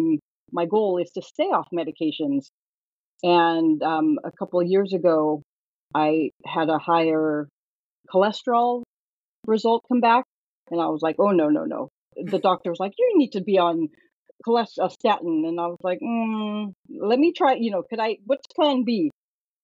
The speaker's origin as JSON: {"language": "English", "region": "Northern California", "country": "United States", "tie": "born or raised there", "said": "I was born and raised in Northern California"}